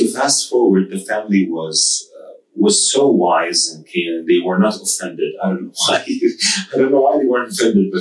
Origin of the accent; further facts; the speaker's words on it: Saudi Arabia; now in United Arab Emirates; I was born and raised in Saudi Arabia to a Saudi Egyptian family.